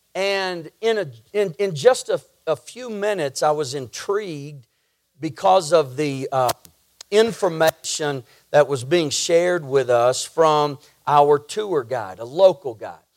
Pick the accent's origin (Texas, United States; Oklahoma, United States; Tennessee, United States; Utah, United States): Texas, United States; I grew up living in Texas and driving over to Louisiana often to see family